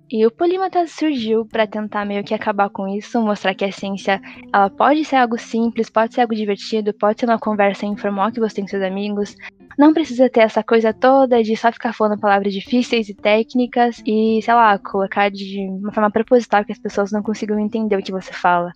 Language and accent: Portuguese; São Paulo, Brazil; eu sou de São Paulo, capital